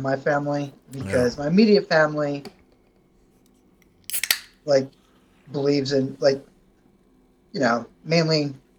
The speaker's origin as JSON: {"language": "English", "region": "the South", "country": "United States", "said": "I'm from the South"}